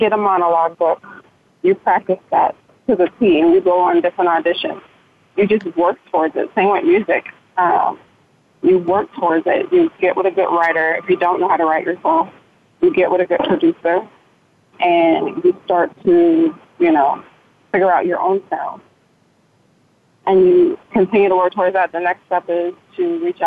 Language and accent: English; Ghana; I'm Ghanaian, which is West Africa from Ghana